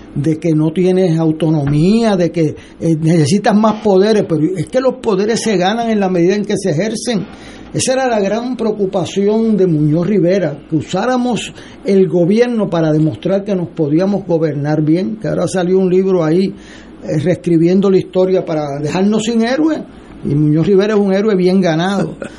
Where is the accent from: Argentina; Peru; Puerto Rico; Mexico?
Puerto Rico; para mí como puertorriqueño